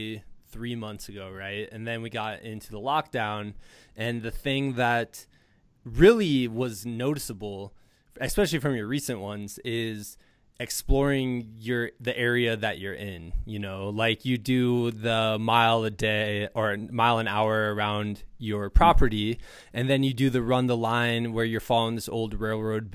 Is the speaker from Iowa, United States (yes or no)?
yes; Iowa, United States; now in Colorado, United States; I'm from the Midwest, man. Like people drive through my home state of Iowa